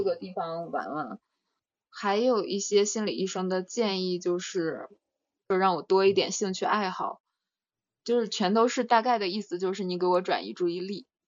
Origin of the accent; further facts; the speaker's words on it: China; also born or lived in Russia / France; 那是我在那儿出生的 ，然后后面就是四岁，四岁之后就一直在中国上学了